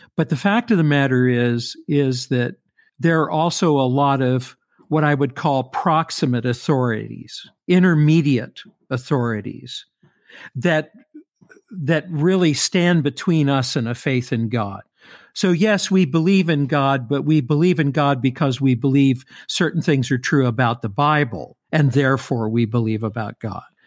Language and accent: English; Louisville, Kentucky, United States; I grew up in Louisville.